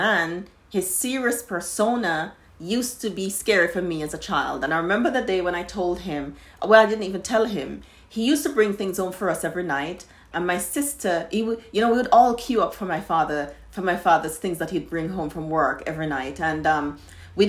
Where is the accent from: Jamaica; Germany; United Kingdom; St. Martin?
Jamaica; I grew up in Jamaica